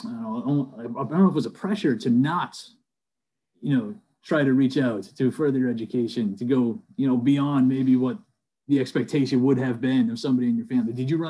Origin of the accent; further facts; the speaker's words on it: Manchester, New Hampshire, United States; I grew up in Manchester.